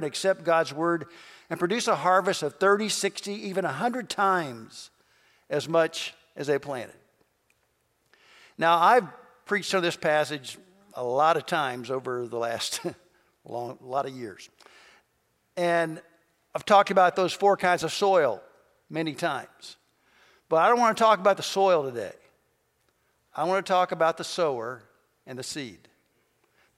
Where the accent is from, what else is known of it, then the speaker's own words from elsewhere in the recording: Kentucky, United States; moved away; also born or lived in southern Indiana; I grew up in Kentucky, and we had a little country store surrounded by farms